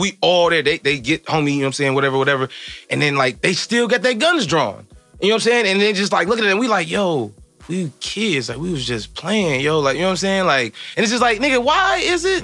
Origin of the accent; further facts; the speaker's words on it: Evanston, Illinois, United States; growing up in Evanston